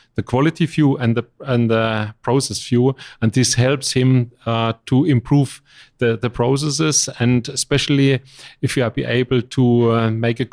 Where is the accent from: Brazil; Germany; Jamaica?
Germany; English is a second language; I'm from Germany